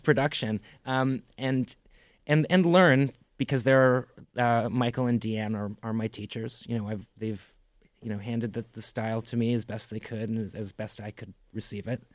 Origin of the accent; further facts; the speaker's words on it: Toronto, Ontario, Canada; growing up in Toronto